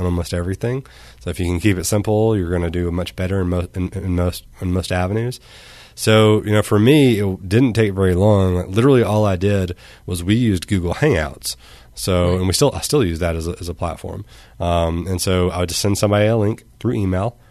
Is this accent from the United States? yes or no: yes; Arkansas, United States; I'm from Arkansas